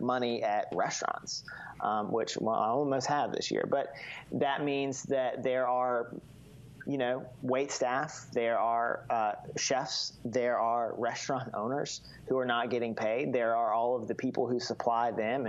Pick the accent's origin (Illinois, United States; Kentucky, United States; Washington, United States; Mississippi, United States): Mississippi, United States; I grew up in Mississippi